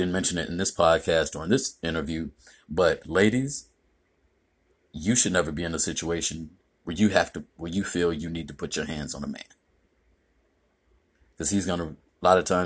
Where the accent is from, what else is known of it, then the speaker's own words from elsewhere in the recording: Indiana, United States; now in Florida, United States; I'm originally from Indiana